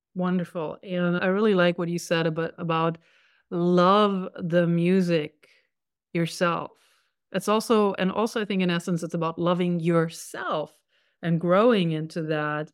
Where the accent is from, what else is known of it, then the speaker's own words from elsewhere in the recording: Germany; I was born in Germany, a country I love